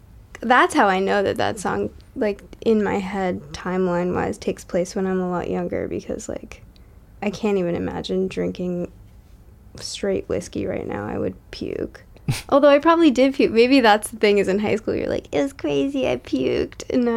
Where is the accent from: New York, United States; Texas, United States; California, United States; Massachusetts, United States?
Massachusetts, United States; And a lot of the imagery of that, for me at least, is rooted in, like, my hometown in, like, southern Massachusetts, where, like, the only thing that you have to do in the summer is, like, light ants on fire with a magnifying glass